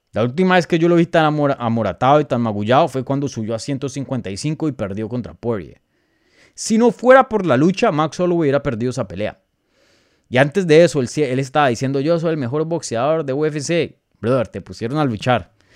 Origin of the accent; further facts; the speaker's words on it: Colombia; yo como colombiano